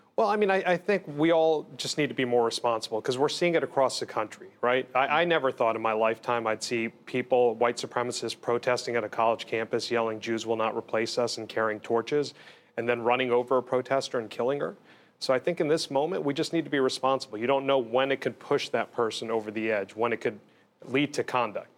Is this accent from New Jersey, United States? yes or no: yes; Bergen and Essex counties, New Jersey, United States; I was born in Jersey City, in Hudson. Grew up in Bergen and Essex